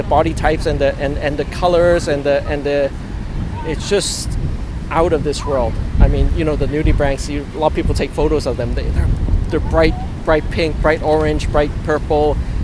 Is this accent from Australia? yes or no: no; Hong Kong; moved away; we're originally from Hong Kong, so in Hong Kong we learned to, and also when I was younger, I learned about marine invertebrates.